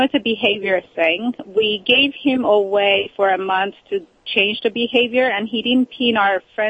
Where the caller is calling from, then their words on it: California, United States; I'm great. From California.